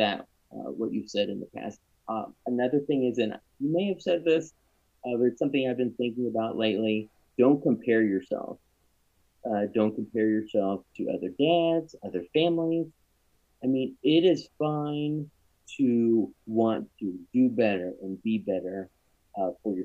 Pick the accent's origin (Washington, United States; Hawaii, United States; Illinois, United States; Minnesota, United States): Illinois, United States; Champaign; moved away as an adult; now in Greenwood, United States; I grew up in Illinois, and up and down, and north and south and central. I went to high school, a middle school, high school, undergrad, grad school in Champaign